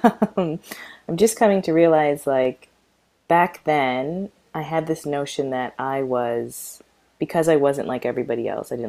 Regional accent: Calgary, Alberta, Canada; But growing up in Calgary was I don't, oh gosh, it's so hard to, I don't even know how to put it into words.

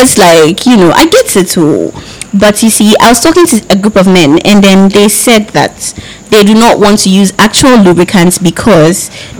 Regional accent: Cape Coast, Central Region, Ghana; I'm from Cape Coast

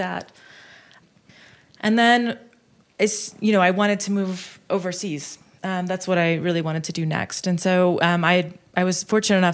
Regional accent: Chattanooga, Tennessee, United States; moved away as an adult; also born or lived in Washington, D.C. / France / Seattle; now in Kenya; I grew up in Chattanooga, Tennessee, which is in the southern part of the United States

